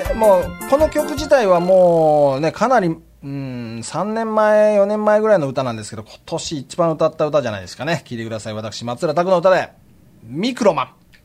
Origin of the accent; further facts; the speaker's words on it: Shimane, Japan; moved away; also born or lived in Hiroshima / Tokyo / Isesaki; 僕島根出身じゃないですか